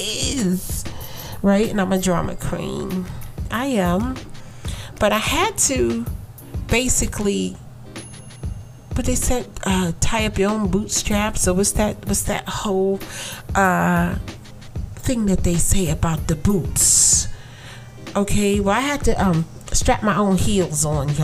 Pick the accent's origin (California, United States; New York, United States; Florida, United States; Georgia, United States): New York, United States; New York City; I was born and raised in Brooklyn